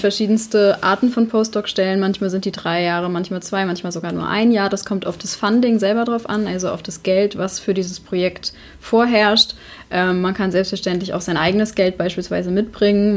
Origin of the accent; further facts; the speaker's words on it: Schleswig-Holstein, Germany; ich komme halt auch aus Schleswig-Holstein